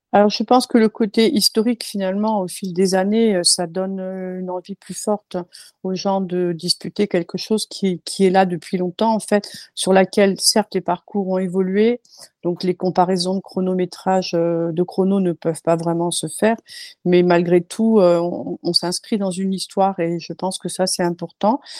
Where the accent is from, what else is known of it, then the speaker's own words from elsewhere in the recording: Bourges, Centre-Val de Loire, France; moved away as an adult; also born or lived in Rodez; now in Millau, France; on est originaire du centre de la France, donc euh, de, Bourges